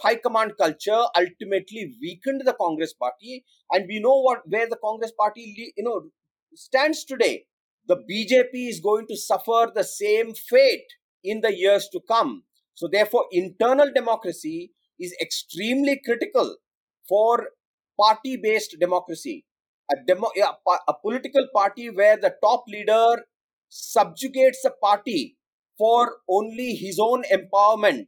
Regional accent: Mumbai, Maharashtra, India; I come from Bombay

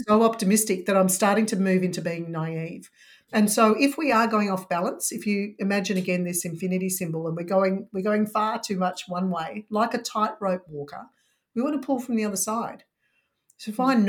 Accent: Melbourne, Victoria, Australia; I'm from Melbourne, so lockdown city

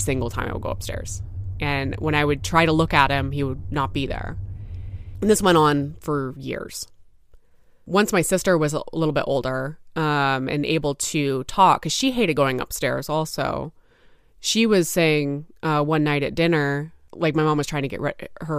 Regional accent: Newbury Park, California, United States; I'm from Newbury Park, California.

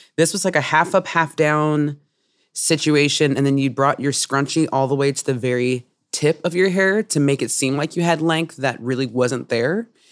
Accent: Oakland, California, United States; I'm from Oakland, California

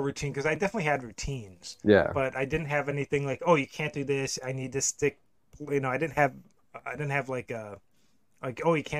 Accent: Buffalo, New York, United States; moved away; also born or lived in St. Louis; growing up in Buffalo

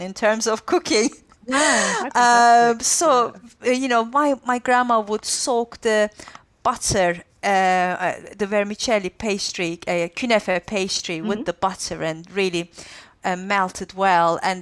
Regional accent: Antakya, Hatay, Turkey; in Antakya, where my hometown in southern Turkey is famous for the künefe kadayıfı sweet

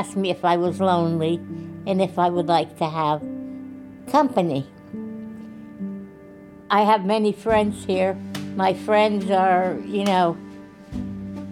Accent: Port Chester, New York, United States; We grew up in Portchester, New York.

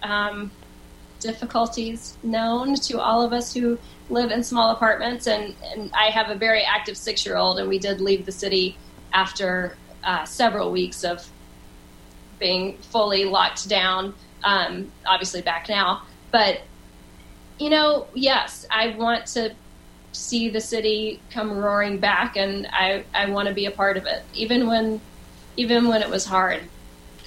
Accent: Liberty, Texas, United States; moved away as an adult; also born or lived in Austin, Texas / Houston, Texas; now in New York City, United States; I grew up in Liberty my entire life till I went to college

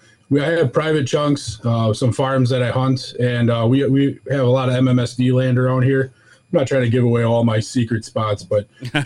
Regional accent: Wisconsin, United States; You know, we're from Wisconsin. Almost every family that I knew grew up hunting. So I got into deer hunting at a young age.

